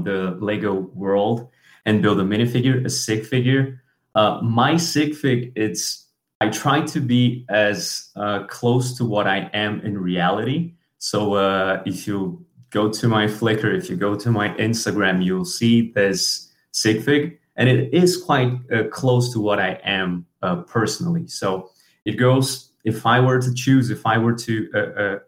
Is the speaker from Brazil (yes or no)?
yes; Brazil; English is a second language; I'm from Brazil.